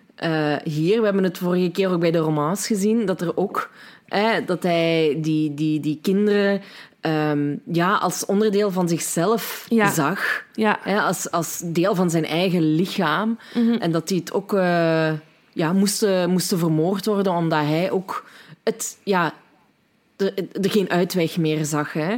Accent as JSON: {"language": "Dutch", "region": "Limburg", "country": "Belgium", "said": "wij Limburgers nog het meest verstaanbaar zijn van ons allemaal"}